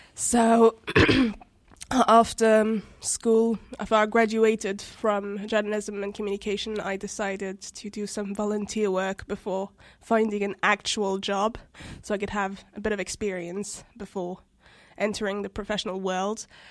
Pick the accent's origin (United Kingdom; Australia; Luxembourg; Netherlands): Luxembourg; also born or lived in Djibouti / Paris, France; I grew up here, Luxembourg school system